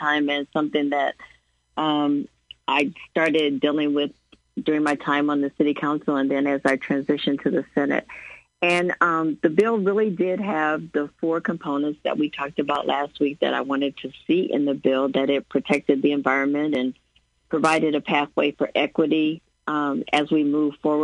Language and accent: English; Springfield, Illinois, United States; It's my hometown and I'm a ratepayer